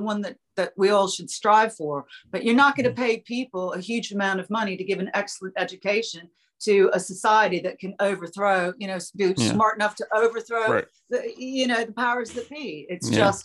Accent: United States; moved away as an adult; now in London, United Kingdom; I'm American

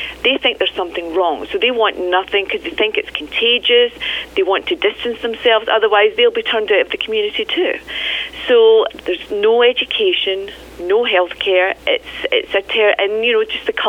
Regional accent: Scotland, United Kingdom; I'm from Scotland

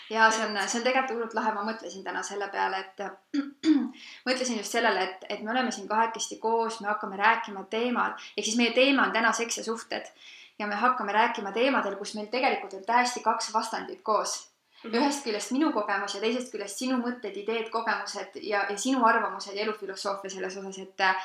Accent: Loksa, Harju County, Estonia; sellest kohast, kust ma pärit olen, et Loksa

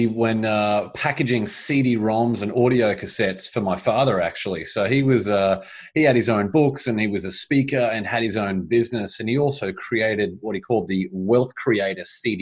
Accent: Brisbane, Queensland, Australia; moved away as an adult; also born or lived in Boston, Massachusetts / Shanghai, China; now in United States; I grew up in Brisbane, Australia, and beautiful place, love Australia, an amazing country

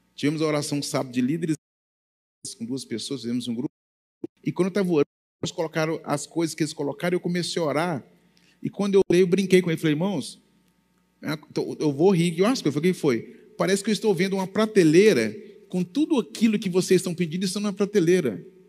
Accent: Goiás, Brazil; Eu sou bem goiano

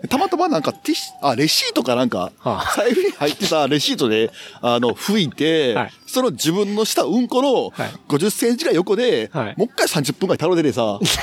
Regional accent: Suita, Osaka, Japan; 俺が生まれ育ったのが、うん、あのー、1970年の、前回の大阪万博のあったエリアだった

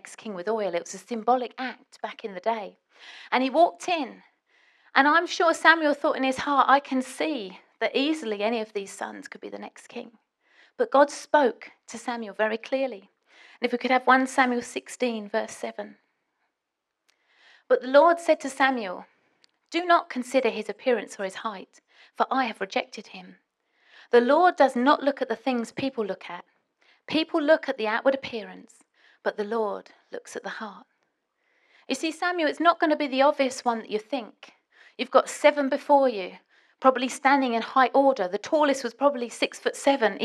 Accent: England, United Kingdom; I'm British

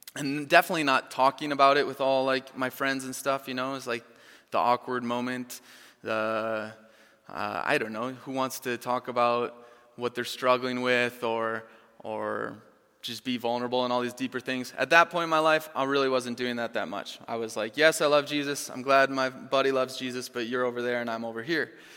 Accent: Chanhassen, Minnesota, United States; moved away; I grew up here in Chanhassen

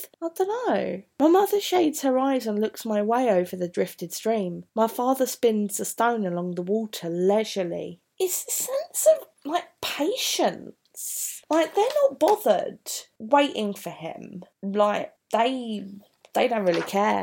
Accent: Bromley, London, United Kingdom; moved away; I was born in Bromley

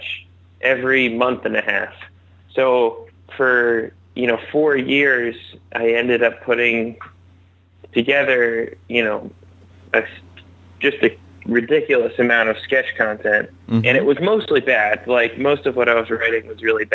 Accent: Seattle, Washington, United States; moved away as an adult; also born or lived in Providence, Rhode Island; From Seattle, Washington, originally

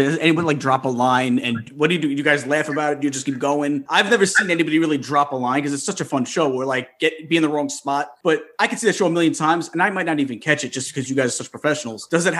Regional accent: Long Island, New York, United States; I'm in New York. I'm a Long Islander. But you know, flash forward in 2 weeks, I will be a Disney local. I'm actually moving down there.

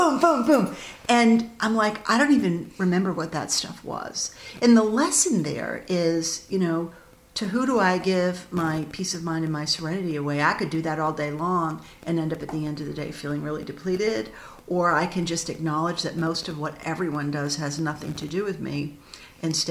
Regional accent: Augusta, Maine, United States; also born or lived in Bath, Maine; I was born and raised in Augusta

